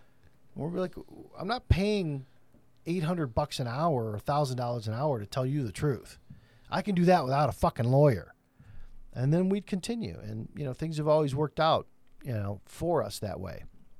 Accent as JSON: {"language": "English", "town": "Flint", "region": "Michigan", "country": "United States", "tie": "born or raised there", "said": "growing up in Flint from a General Motors hub and home"}